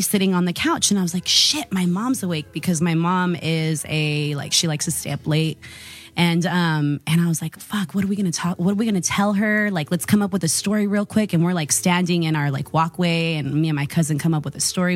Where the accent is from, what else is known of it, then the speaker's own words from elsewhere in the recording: Modesto, California, United States; now in San Diego, United States; originally from Modesto, California